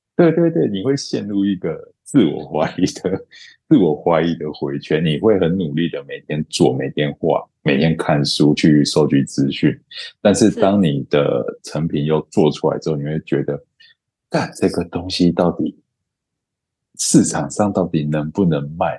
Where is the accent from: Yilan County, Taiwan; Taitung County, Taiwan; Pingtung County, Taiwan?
Pingtung County, Taiwan; also born or lived in Los Angeles; 我小时候是在屏东，我的国中国小都在屏东